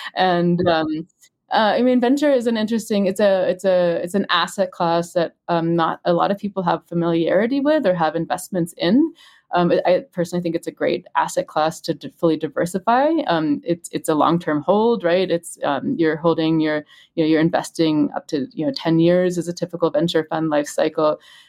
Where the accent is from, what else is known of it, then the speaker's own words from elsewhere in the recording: Germany; also born or lived in United States; I'm German and I've always kind of lived in, you know, I'm in Germany, in the US, I'm American